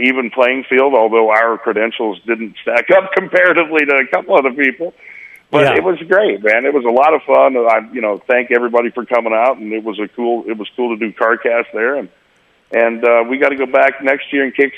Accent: Oklahoma, United States; I'm from Oklahoma

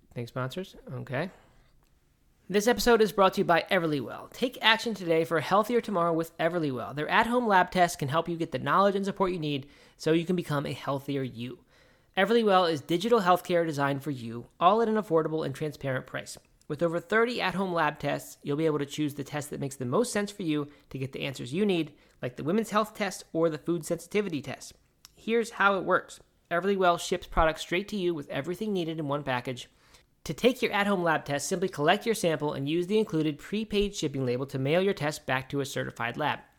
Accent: Baltimore, Maryland, United States; When I was a kid, I grew up in Baltimore

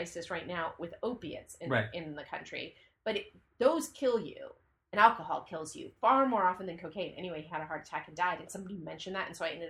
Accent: California, United States; Marin County.

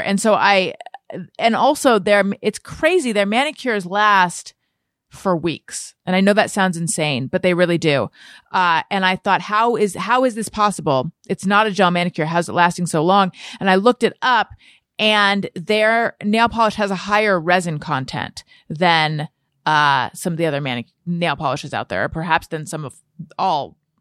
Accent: Orange County, California, United States; I grew up in Orange County

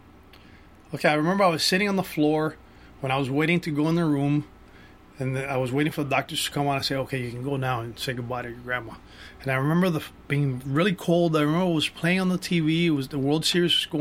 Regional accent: Miami, Florida, United States; now in Los Angeles, United States; I grew up in Miami, like you said. I was born and raised in Miami.

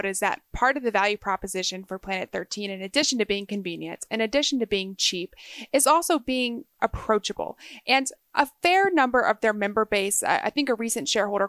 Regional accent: Texas, United States; the only recurring travel I have in the United States is back to where I grew up in Texas.

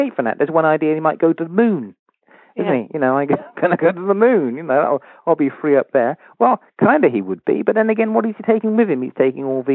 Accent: United Kingdom

